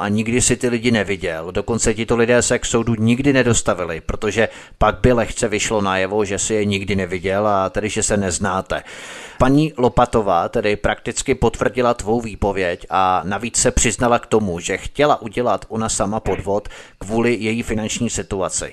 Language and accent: Czech; Czechia; my, rodilí Češi